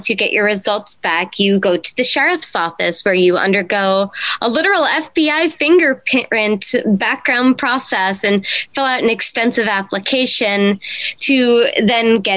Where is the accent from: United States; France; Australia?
United States; East Coast; also born or lived in Ireland; now in Nevada, United States; I was born in Ireland, but I primarily did grow up on the East Coast